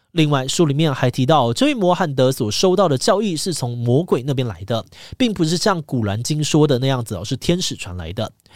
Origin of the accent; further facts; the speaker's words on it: Taiwan; 身为台湾人